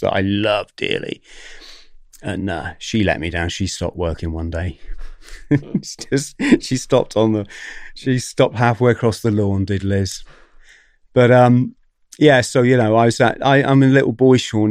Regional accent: Plymouth, South West England, United Kingdom; come from Plymouth

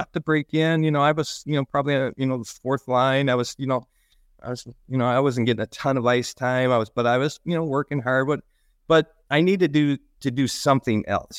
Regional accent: Lansing, Michigan, United States; I grew up in Michigan. Uh, I grew up in the Lansing area.

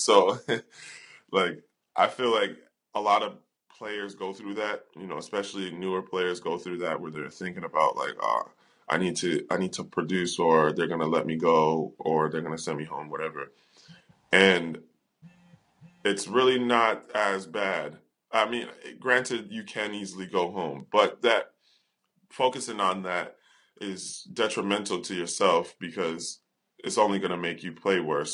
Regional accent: United States; moved away; being an American

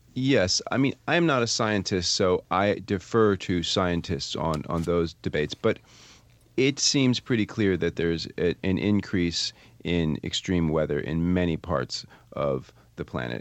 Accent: Vermont, United States; I'm from Vermont

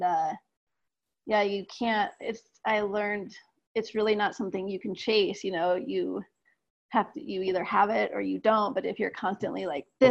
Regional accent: Aspen, Colorado, United States; also born or lived in Ecuador; from growing up in Aspen

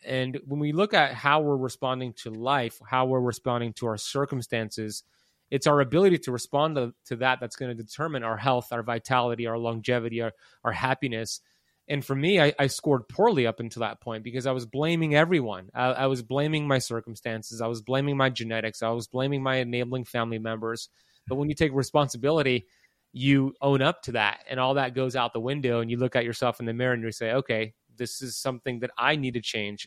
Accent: Miami, Florida, United States; I was born in Miami in nineteen eighty-four.

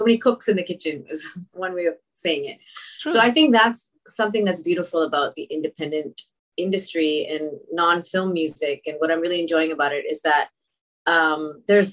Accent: Toronto, Ontario, Canada; I'm from Toronto.

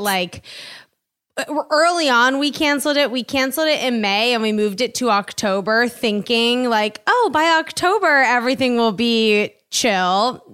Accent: East Coast, United States; moved away as an adult; also born or lived in New York; now in Los Angeles, United States; I grew up on the East Coast, lived in New York for ten years, and then I moved here.

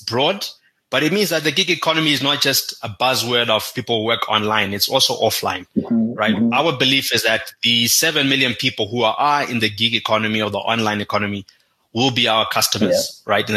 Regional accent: Zimbabwe; now in Kenya; growing up in Zimbabwe

